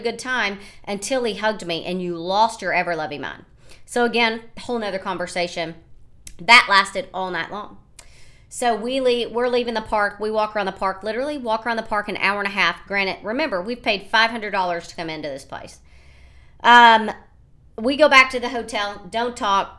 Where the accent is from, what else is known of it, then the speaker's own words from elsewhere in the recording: United States; obviously I'm American. I told you I was American.